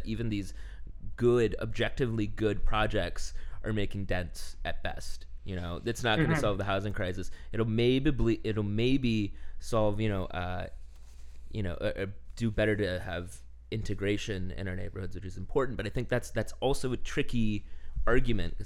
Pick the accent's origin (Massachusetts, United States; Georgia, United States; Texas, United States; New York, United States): Texas, United States; Houston; moved away; my hometown of Houston, Texas